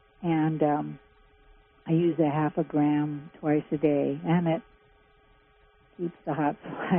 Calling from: Laytonville, California, United States; Oh, I'm from Laytonville, and I have a question and a clarification first.

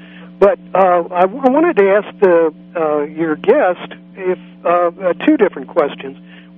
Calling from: San Francisco, California, United States; I'm down in San Francisco.

